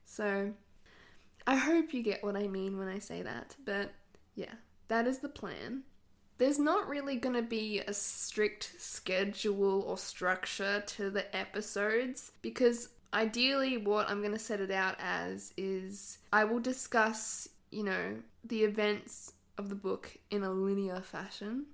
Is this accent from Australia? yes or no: yes; Australia; accent: Australian; I live in Australia, if you could not tell by my accent